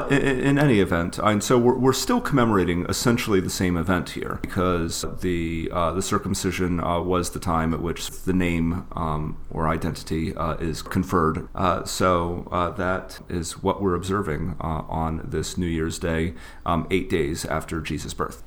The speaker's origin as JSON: {"language": "English", "region": "the South", "country": "United States", "tie": "born or raised there", "said": "Growing up in the South"}